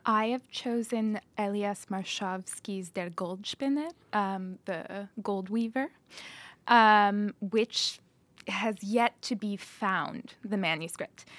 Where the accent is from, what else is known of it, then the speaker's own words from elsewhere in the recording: Chicago, Illinois, United States; I was born on the north side of Chicago, Illinois